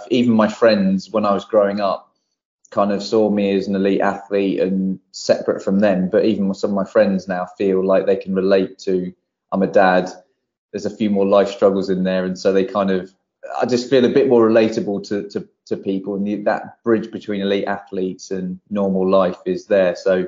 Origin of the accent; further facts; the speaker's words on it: Barrow-in-Furness, North West England, United Kingdom; born there; also born or lived in Poole; So I was born in Barrow Furness, which is where my dad's side of the family all still live and from, and that's where my love for my football team comes from. And we bounced around until I was nearly 10.